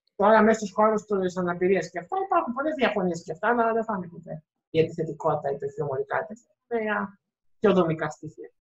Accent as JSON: {"language": "Greek", "country": "Greece", "tie": "born or raised there", "said": "είμαι Πολωνό, αλλά γεννήθηκα και εδώ στην Ελλάδα."}